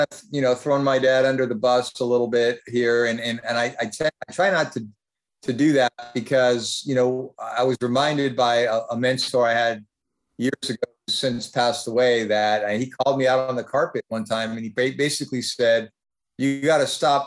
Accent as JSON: {"language": "English", "town": "Fremont", "region": "California", "country": "United States", "tie": "born or raised there", "said": "little community where I grew up in Fremont"}